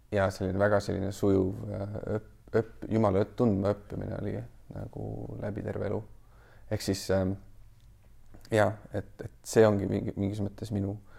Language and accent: Estonian; Kuressaare, Saare County, Estonia; now in mainland Estonia; tulen muidu originaalsest Kuressaarest, pärit olen Saaremaalt